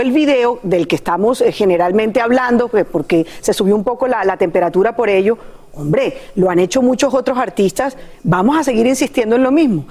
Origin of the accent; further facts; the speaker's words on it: Barranquilla, Atlántico, Colombia; moved away; el Carnaval de Barranquilla, que es mi tierra